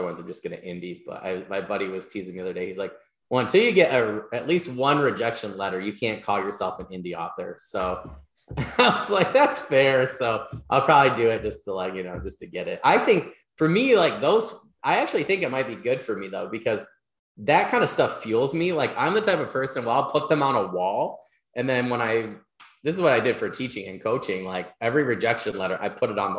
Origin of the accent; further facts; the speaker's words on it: Michigan, United States; now in New York, United States; My home state of Michigan